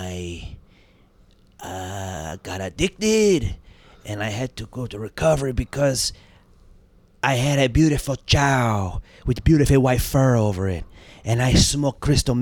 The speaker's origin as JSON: {"language": "English", "region": "Hawaii", "country": "United States", "said": "I'm Hawaiian. That's pidgin English"}